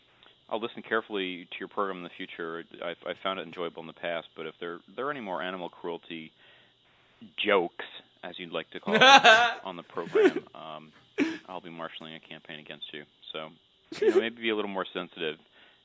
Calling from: Philadelphia, Pennsylvania, United States; I'm calling you from Philadelphia.

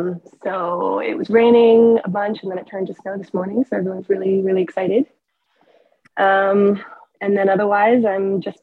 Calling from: Truckee, California, United States; I'm calling from Truckee, California.

